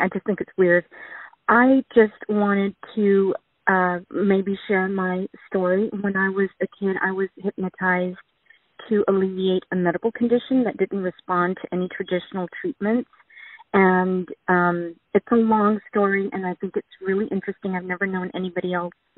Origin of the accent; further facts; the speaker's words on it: Texas, United States; I'm from Texas